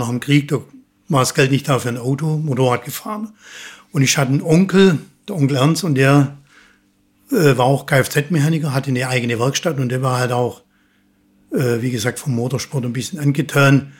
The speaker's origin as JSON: {"language": "German", "town": "Sulz am Neckar", "region": "Baden-Württemberg", "country": "Germany", "tie": "born or raised there", "said": "Also gebürtig komme ich aus dem Schwabenland. Ne? äh, genauer gesagt aus Sulz am Neckar, Bergfelden"}